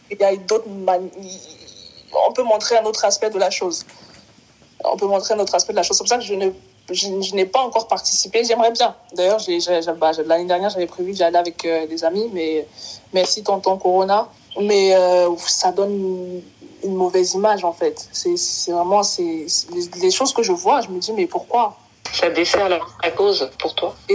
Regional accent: Cameroon; born there; Je suis née au Cameroun. Je suis repartie au Cameroun plusieurs fois.

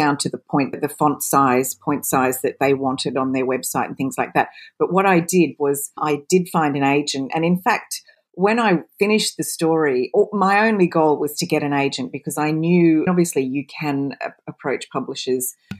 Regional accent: Australia; accent: Australian; also born or lived in United Kingdom; You can probably tell from my accent I'm Australian, but I lived between the UK and Australia for so many years

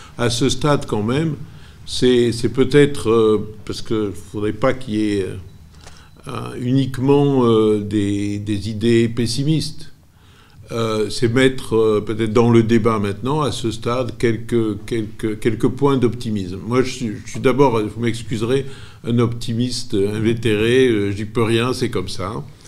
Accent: Corsica, France; je suis corse

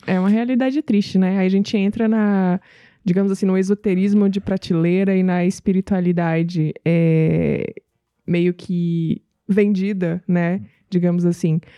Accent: Northeast Region, Brazil; moved away; eu vim do Nordeste é, e eu entendo bem como é a vida no Nordeste

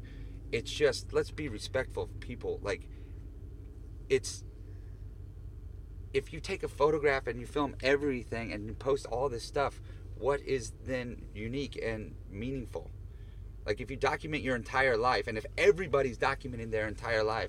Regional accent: the Northwest, Pacific Northwest, United States; growing up in the Northwest

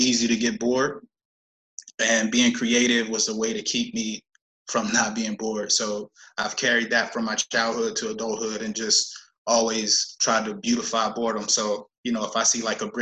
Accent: Pittsburgh, Pennsylvania, United States; moved away; also born or lived in East Coast; born and raised in Pittsburgh, Pennsylvania, lived all throughout the East Coast

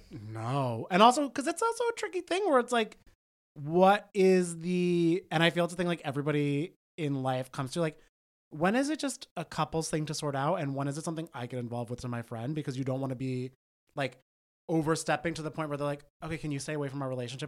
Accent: New Jersey, United States; I am from Jersey. I went to the same public schools that all of this cast

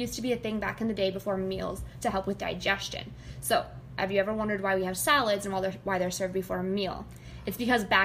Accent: the South, United States; I'm from the South.

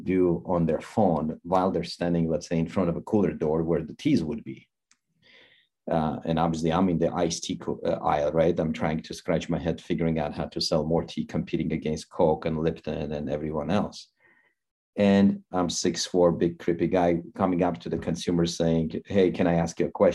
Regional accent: Armenia; moved away as an adult; now in United States; I came from Armenia 26 years ago

